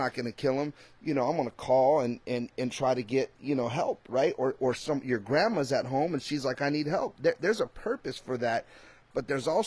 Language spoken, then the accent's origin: English; California, United States; I'm from Cali